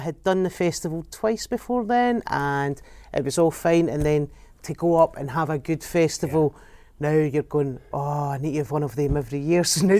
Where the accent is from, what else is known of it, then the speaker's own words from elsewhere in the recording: Glasgow, Scotland, United Kingdom; I grew up, I could see the stadium from where I grew up and all that. So, you know, I was brought up in the East End